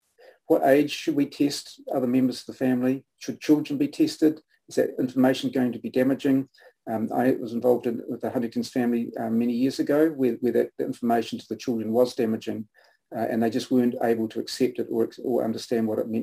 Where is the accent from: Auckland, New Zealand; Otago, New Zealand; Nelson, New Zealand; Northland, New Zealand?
Nelson, New Zealand; moved away; the Nelson Evening Mail, which was where my parents, was my hometown